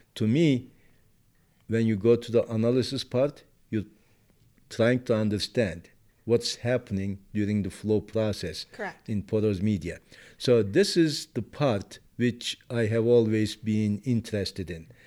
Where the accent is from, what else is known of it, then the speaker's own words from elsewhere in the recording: Turkey; moved away; I was born and raised in Turkey